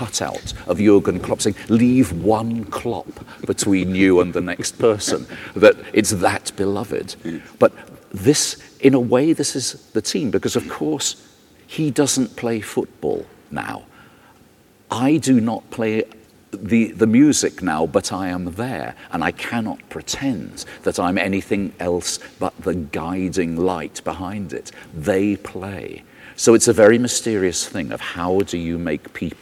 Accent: Liverpool, North West England, United Kingdom; I come from Liverpool

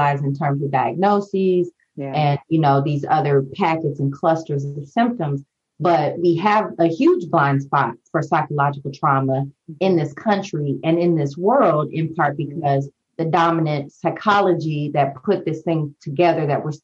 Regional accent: St. Louis, Missouri, United States; moved away as an adult; also born or lived in New Orleans, Louisiana / Houston, Texas; I'm from St. Louis

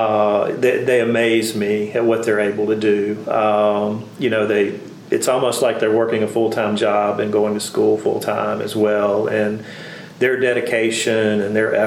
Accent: Winnsboro, Louisiana, United States; I grew up in a small rural town, 45 minutes from here

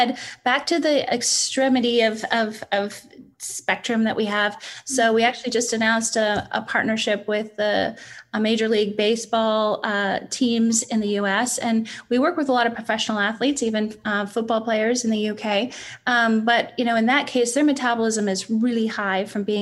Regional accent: Canada; moved away; As a Canadian

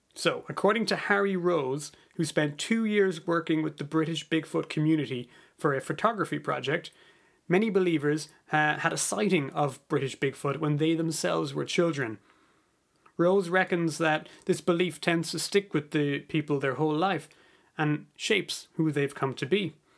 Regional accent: Ireland; moved away as an adult; also born or lived in United States / Canada; I'm Irish, but I've spent a bit of time living in America and Canada

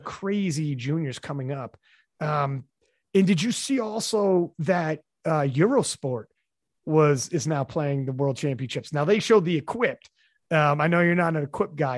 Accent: Canada; I'm from Canada

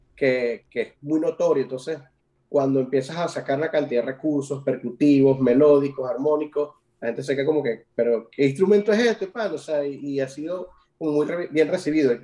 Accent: Venezuela; now in Ireland; uno tiene como, venezolano

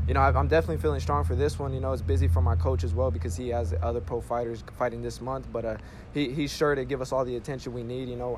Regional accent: Bakersfield, California, United States; I grew up on East Bakersfield. You know, I attended Bakersfield High School

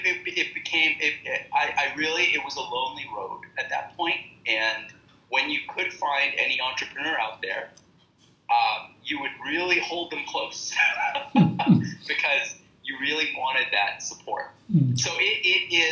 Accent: Canada; moved away as an adult; also born or lived in India; I'm born and raised in Canada, and I have my family, my parents here

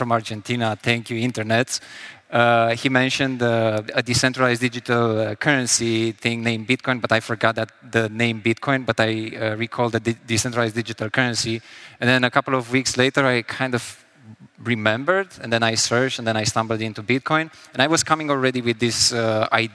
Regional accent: Sibiu, Sibiu County, Romania; English is a second language; in Sibiu, Romania, from there originally.

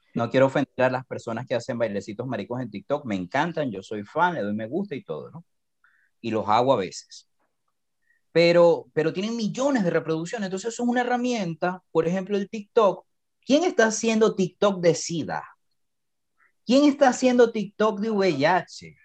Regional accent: Venezuela; now in Costa Rica; yo vengo de Venezuela

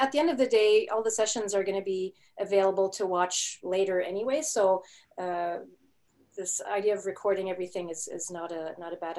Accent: Quebec, Canada; first language German; English is a second language; I was born in Canada, but more specifically in Quebec.

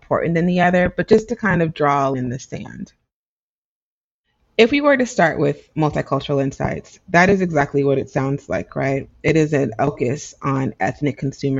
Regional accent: United States; I'm an American

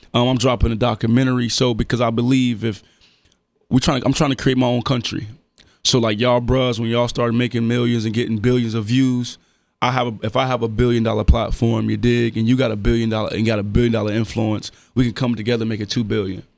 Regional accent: Dayton, Ohio, United States; I'm from Dayton. Everybody know everybody for real

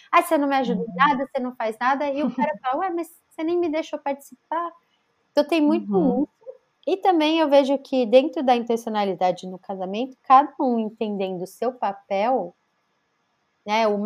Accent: Northeast Region, Brazil; now in São Paulo, Brazil; a gente veio do Nordeste para São Paulo e a gente não tinha ajuda

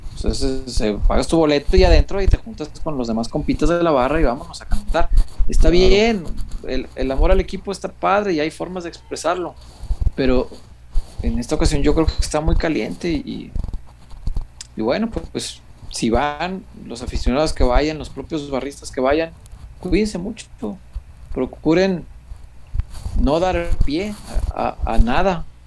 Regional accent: Mexico; soy de barrio, hombre, soy de la Morelos

